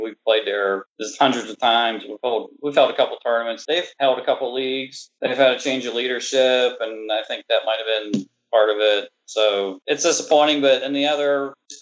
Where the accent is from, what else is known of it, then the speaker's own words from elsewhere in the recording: Western Pennsylvania, United States; moved away; I'm from Western Pennsylvania. It's pop there. It's soda down here.